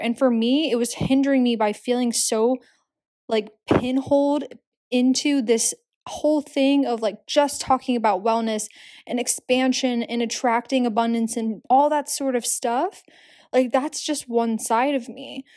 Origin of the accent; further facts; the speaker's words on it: Philadelphia, Pennsylvania, United States; also born or lived in Hamburg, Germany; now in New York City, United States; I'm from Philadelphia